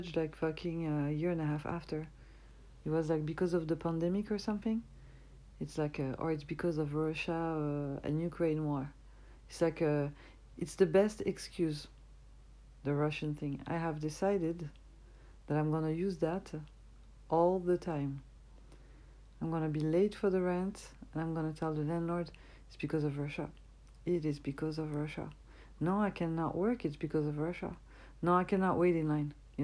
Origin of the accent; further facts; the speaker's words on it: France; accent: French; English is a second language; I'm from France